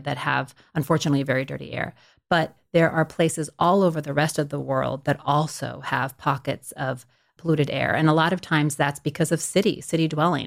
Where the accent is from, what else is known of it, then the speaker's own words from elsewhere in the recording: Stockton, California, United States; I'm from Stockton, California, which is, you know, a pretty large city in California, but it's right in the middle of the state. It's, you know, back in the late eighties when, when I grew up there.